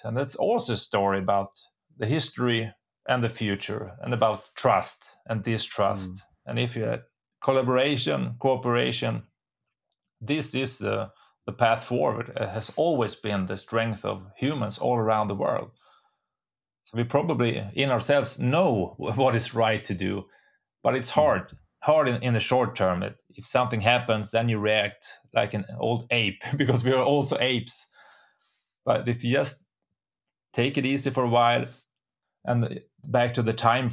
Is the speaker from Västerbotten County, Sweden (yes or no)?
yes; Storuman, Västerbotten County, Sweden; is the place where I was born. My parents still live here. I have my roots here. I know all the small roads